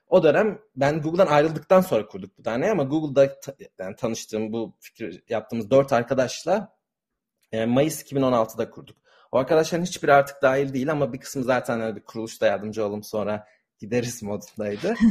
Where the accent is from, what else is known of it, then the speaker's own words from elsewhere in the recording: Istanbul, Turkey; moved away as an adult; now in San Francisco, United States; Ben e, Türkiye'de yani İstanbul'da doğdum, büyüdüm ve Amerika taşınana kadar aslında aynı sokakta doğdum ve yaşadım.